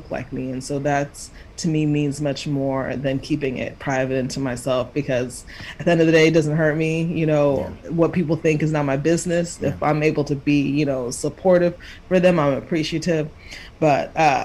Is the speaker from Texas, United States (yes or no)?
yes; Dallas, Texas, United States; also born or lived in Kansas / Houston; I was born in Kansas, but raised in Texas for the most part